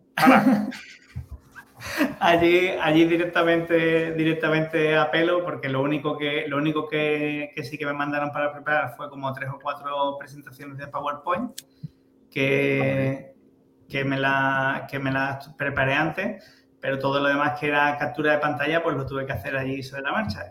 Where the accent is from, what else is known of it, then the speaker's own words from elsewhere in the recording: El Puerto de Santa María, Andalusia, Spain; soy muy de mi tierra